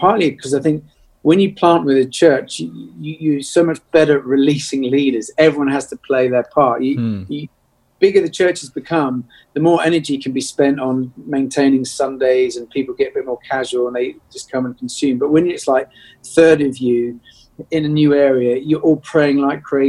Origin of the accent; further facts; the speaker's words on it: Birmingham, West Midlands, United Kingdom; also born or lived in London; I grew up in Birmingham